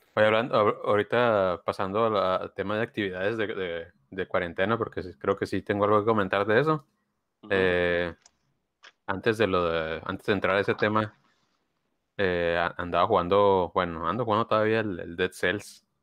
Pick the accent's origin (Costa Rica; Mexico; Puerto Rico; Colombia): Mexico; Mexicali, Baja California; born or raised there; moved away